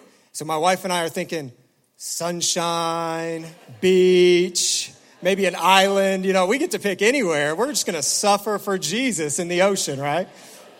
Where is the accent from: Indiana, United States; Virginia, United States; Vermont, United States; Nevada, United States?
Indiana, United States; Indianapolis; moved away as an adult; also born or lived in Noblesville, Indiana; now in Detroit, United States; my wife and I were born and raised in Indianapolis. I mean, this is our hometown.